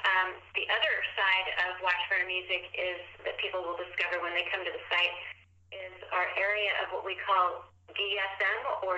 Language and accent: English; United States; I've lived in many, many places growing up in the United States, many regions of the country